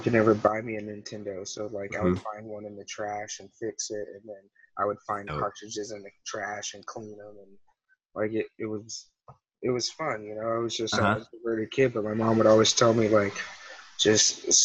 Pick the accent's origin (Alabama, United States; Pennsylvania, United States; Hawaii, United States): Alabama, United States; moved away; I grew up in Alabama, like, small town